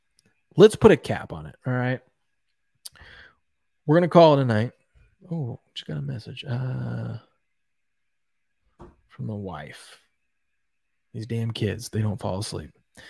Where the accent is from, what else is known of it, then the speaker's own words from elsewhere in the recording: New York, United States; Maybe I'm biased because I'm a New Yorker